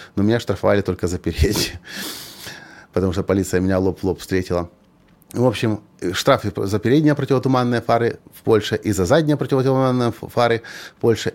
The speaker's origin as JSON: {"language": "Russian", "country": "Ukraine", "said": "Я же ведь из Украины, из развитой страны"}